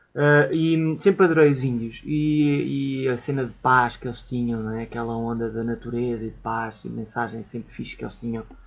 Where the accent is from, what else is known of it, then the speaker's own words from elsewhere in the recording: Portugal; somos portugueses, orgulhosamente portugueses